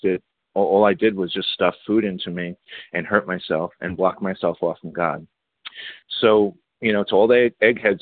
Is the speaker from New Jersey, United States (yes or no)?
no; New York City, New York, United States; I grew up in the Bronx